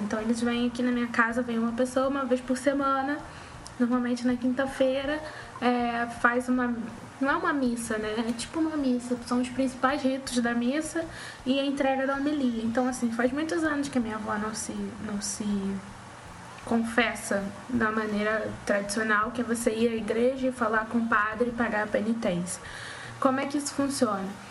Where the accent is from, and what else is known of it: Rio de Janeiro, Brazil; accent: carioca